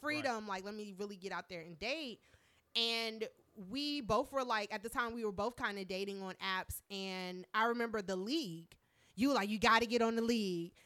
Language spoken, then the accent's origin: English; Marietta, Georgia, United States; now in Washington, D.C., United States; I was born here, but I spent a lot of my childhood in Marietta, Georgia